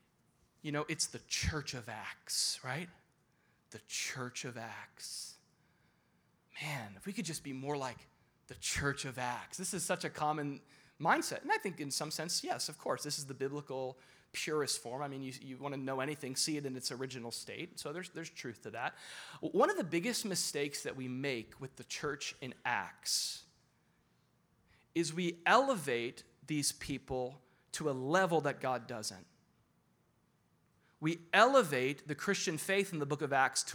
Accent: Florida, United States; I'm from Florida

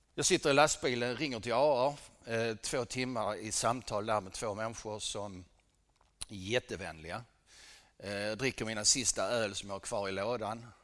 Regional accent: Helsingborg, Skåne, Sweden; Jag föddes här i Helsingborg 1963

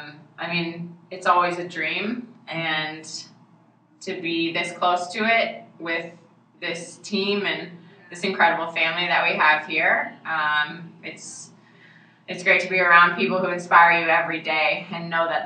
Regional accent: Kitchener, Ontario, Canada; also born or lived in London, Ontario; I'm Ontario, so I'm from London, Ontario. Grew up in Kitchener and moved back to London.

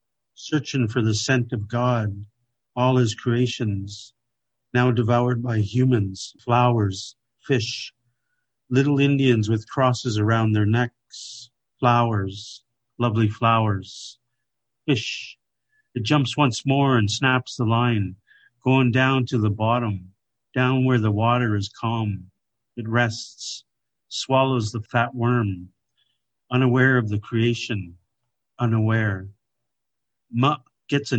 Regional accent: Kwantlen First Nation, British Columbia, Canada; I come from Kwantlen First Nation

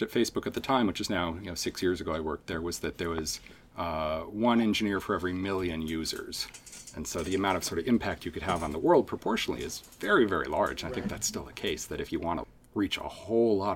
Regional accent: Bay Area, California, United States; moved away as an adult; now in Seattle, United States; I grew up in the Bay Area, mm-hmm. uh, first 20 years of my life.

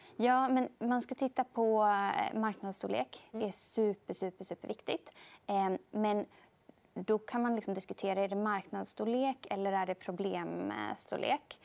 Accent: Sweden; som svensk

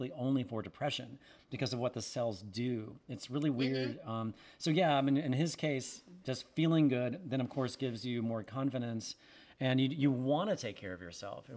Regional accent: Winston-Salem, North Carolina, United States; I grew up in Winston-Salem, North Carolina

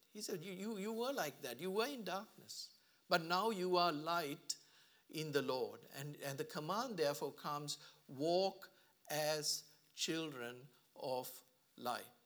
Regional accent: Sri Lanka; now in Australia; I come from a country where, um, Sri Lanka, sorry, I came from a country, I should say, I'm now an Australian

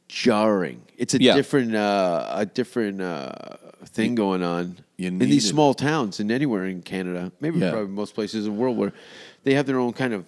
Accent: London, United Kingdom; I'm from London.

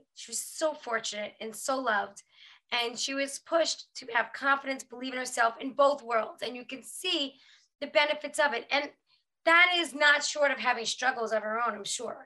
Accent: New York, United States; I'm from New York

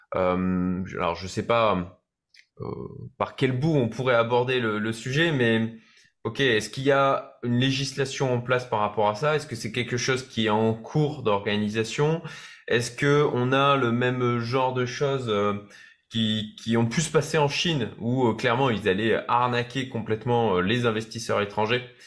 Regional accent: France; en tant que Français

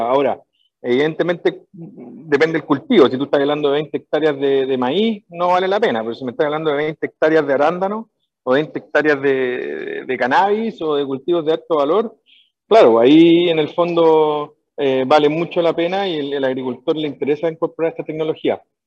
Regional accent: Viña del Mar, Valparaíso, Chile; moved away as an adult; also born or lived in California, United States; yo, soy de Viña del Mar

